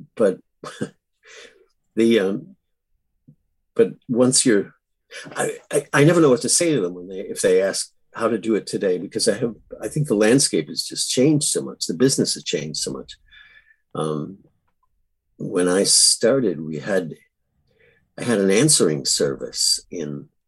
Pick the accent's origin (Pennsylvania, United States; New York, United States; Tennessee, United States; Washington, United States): New York, United States; Buffalo; also born or lived in Los Angeles, United States; now in Millbrook, United States; I grew up in Buffalo's.